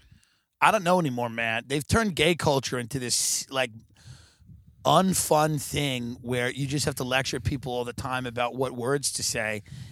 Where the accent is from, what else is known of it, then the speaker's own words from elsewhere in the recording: United Kingdom; the first thing is I'm black and I'm British